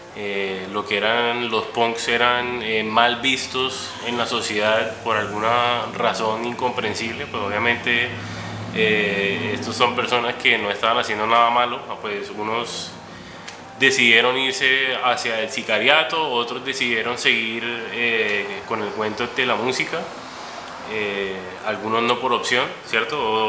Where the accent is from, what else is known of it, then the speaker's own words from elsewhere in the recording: Cartagena, Bolívar, Colombia; cuando estaba creciendo en Cartagena